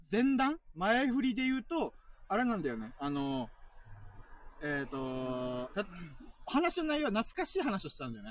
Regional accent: Okinawa, Japan; born or raised there; also born or lived in Kanto

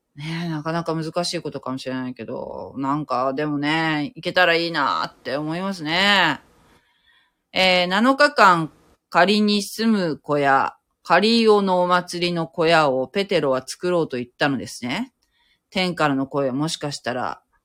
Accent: Japan

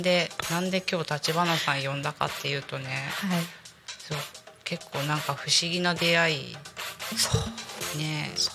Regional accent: Kanagawa, Japan; now in Tako, Japan; 私もともと神奈川の生まれなので

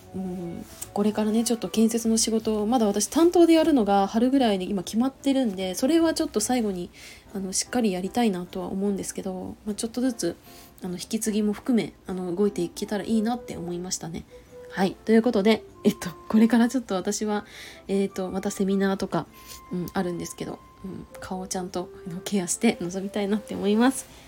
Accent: Chiba, Japan; moved away; 千葉帰ろうと思うんだよね

